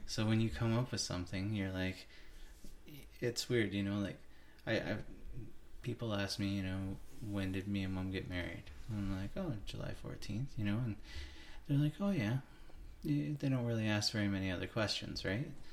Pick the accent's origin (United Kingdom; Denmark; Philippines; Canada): Canada; Hagersville, Ontario; I grew up in Hagersville, Ontario